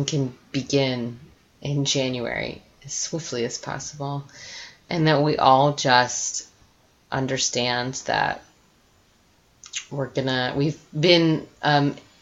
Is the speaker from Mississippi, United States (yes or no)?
no; Virginia, United States; now in Westbrook, United States; my family's Italian, but I grew up in Virginia